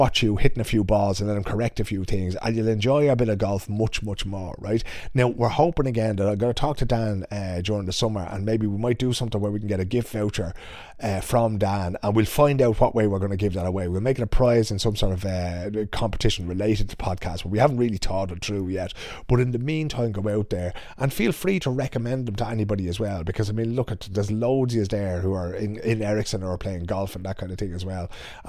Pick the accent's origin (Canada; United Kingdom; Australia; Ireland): Ireland; now in Sweden; putting words to some of the feelings that we might have had as Irish people, as people growing up